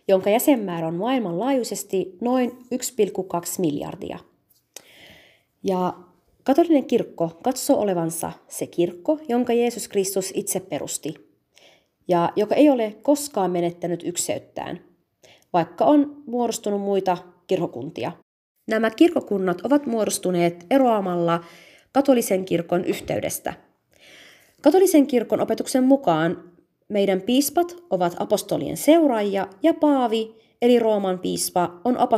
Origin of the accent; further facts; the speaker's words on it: Alkosh, Nineveh, Iraq; first language Chaldean Neo-Aramaic; Finnish is a second language; now in Finland; Eli me olemme Pohjois-Irakista kotoisin, kristittyjen alueelta ja kylästä nimeltään Alkosh. Me puhumme äidinkielenämme kaldian murretta, joka kuuluu aramian kieleen.